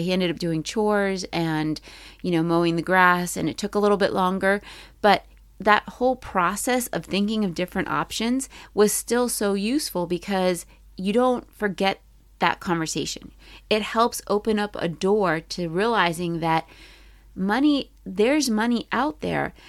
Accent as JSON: {"language": "English", "region": "Maryland", "country": "United States", "tie": "born or raised there", "said": "I grew up in Maryland."}